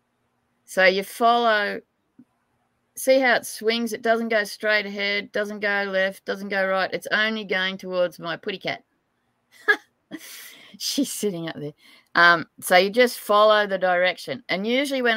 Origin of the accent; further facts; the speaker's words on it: Tamworth, New South Wales, Australia; I was born in Tamworth